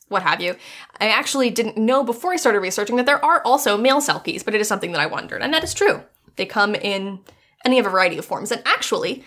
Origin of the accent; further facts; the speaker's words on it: West Virginia, United States; moved away; when I was still living in West Virginia. And this was back when I was in high school